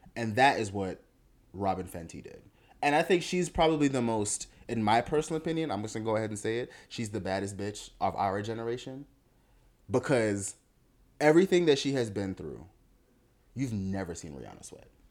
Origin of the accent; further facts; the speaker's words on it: Miami, Florida, United States; I grew up in Miami